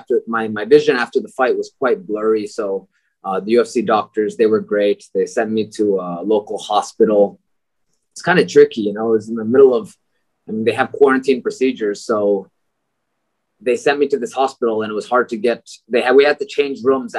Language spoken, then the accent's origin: English; Tokyo, Japan; moved away as an adult; also born or lived in United States / Baguio, Philippines; now in Philippines; I grew up in Tokyo, Japan